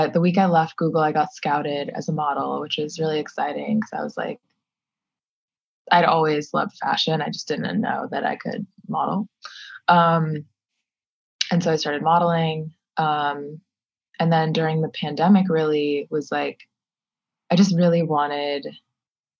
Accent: Minnesota, United States; moved away; I grew up in Minnesota.

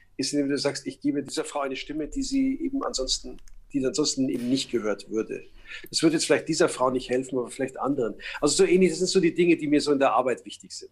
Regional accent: Munich, Bavaria, Germany; ich bin ja in München geboren und aufgewachsen

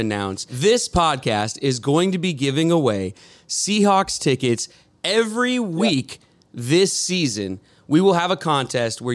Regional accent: Edmonds, Washington, United States; I'm a guy from Edmonds who used to be on MTV

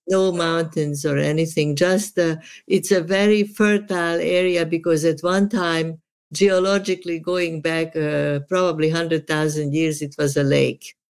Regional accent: Subotica, Vojvodina, Serbia; now in United States; I am from Yugoslavia

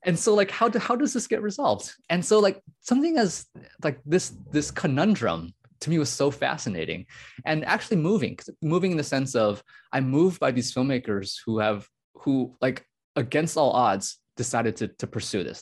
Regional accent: United States; I was born in the United States. My parents are immigrants from Taiwan.

